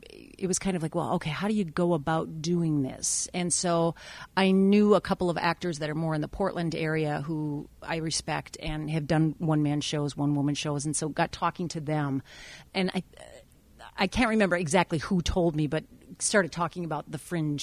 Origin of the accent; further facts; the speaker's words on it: Taiwan; born there; even though I was born in Taiwan.